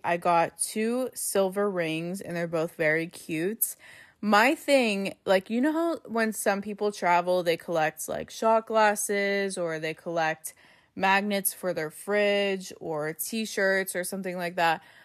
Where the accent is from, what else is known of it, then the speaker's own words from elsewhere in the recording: Pittsburgh, Pennsylvania, United States; we're from Pittsburgh